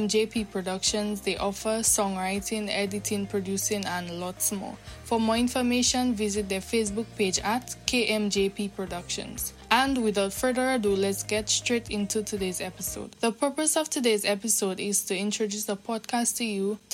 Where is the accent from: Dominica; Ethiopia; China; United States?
Dominica; I am from the Nature Isle of the Caribbean. And in case you guys don't know, the country which is considered the Nature Isle of the Caribbean is Dominica.